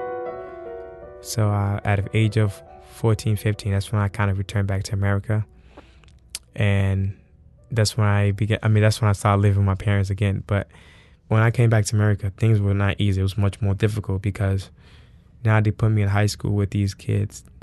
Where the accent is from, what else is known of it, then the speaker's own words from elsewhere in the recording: Senegal; also born or lived in New York City, United States; now in New Orleans, United States; I was born in New York City, Harlem. I grew up in a big family. And at the age of 5, my parents took me back to Senegal